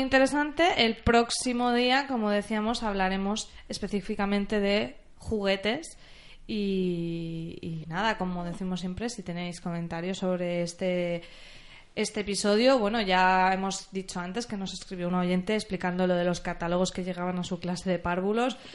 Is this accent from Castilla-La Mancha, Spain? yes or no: no; Alcoy, Valencian Community, Spain; en Alcoy, en de donde yo soy